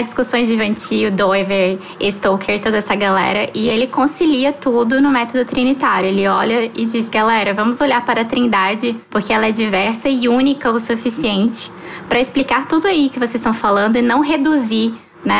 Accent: Palmas, Tocantins, Brazil; also born or lived in Rio de Janeiro; Mas mudei com os meus pais para Palmas e aqui me criei e hoje eu já sou palmense já

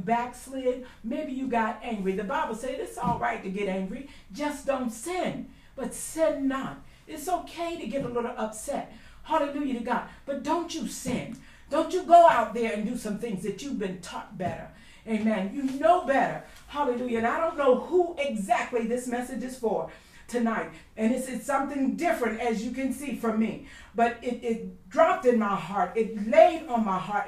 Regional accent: Baltimore, Maryland, United States; moved away; We grew up somewhat in Baltimore, in the city, praise the Lord, on West North Avenue.

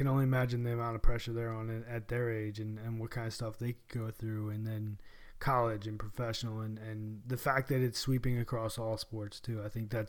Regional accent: North Carolina, United States; we're from North Carolina

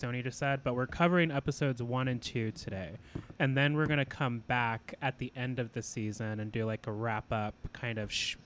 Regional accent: Alaska, United States; I had Mormon friends growing up in Alaska

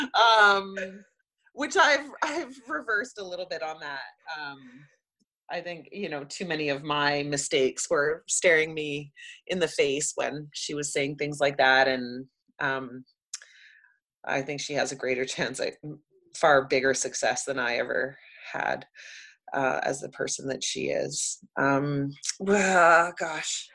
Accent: Vancouver, British Columbia, Canada; I grew up in Vancouver and watched the city go from like a oversized

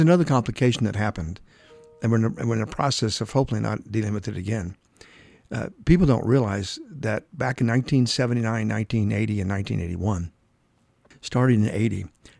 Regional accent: Dallas, Texas, United States; now in Phoenix, United States; I came from Dallas, which is very much an old bluebird type town.

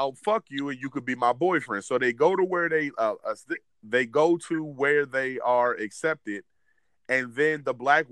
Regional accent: Williamsburg, Virginia, United States; we grew up in Williamsburg, Virginia

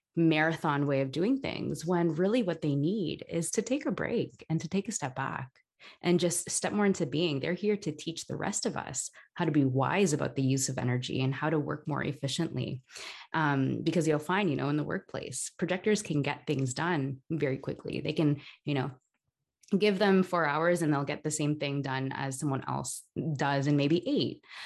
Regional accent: Toronto, Ontario, Canada; now in Barcelona, Spain; I'm originally from Toronto, Canada, um, but I'm currently living in Barcelona

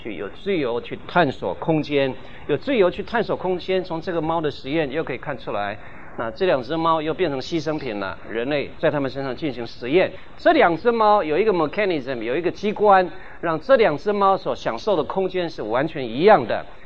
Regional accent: Guanmiao, Tainan, Taiwan; accent: Taiwanese accent; first language Taiwanese Hokkien; Chinese is a second language; moved away; 我们台湾、台南县、关庙乡的人，我们从小学习讲台湾话

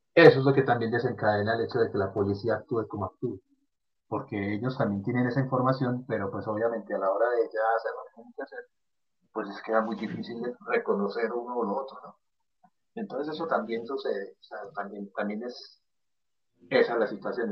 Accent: Medellín, Antioquia, Colombia; en Medellín, en la ciudad de donde yo soy, mi ciudad natal

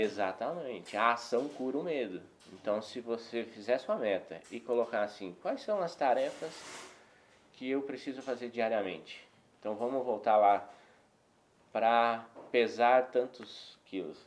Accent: Paraná, Brazil; now in Belo Horizonte, Brazil; Eu sou paranaense

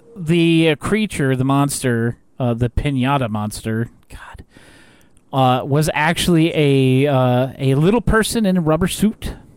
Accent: United States; as an American

